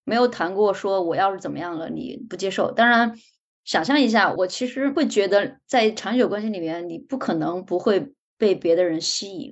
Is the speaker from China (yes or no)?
yes; China; 就可能对于我们中国人而言